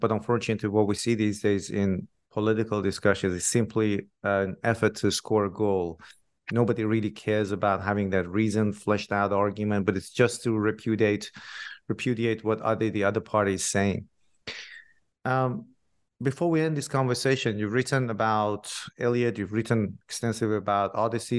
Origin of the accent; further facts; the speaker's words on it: Iran; I'm originally from Iran myself